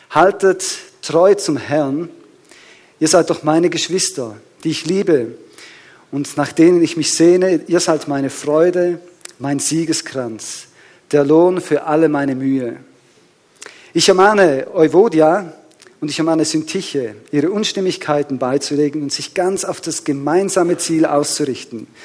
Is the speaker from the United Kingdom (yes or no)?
no; Switzerland; ich weiß nicht, wie bewusst uns da ist, aber wir als Schweizer sind ja sehr ein reinliches Volk.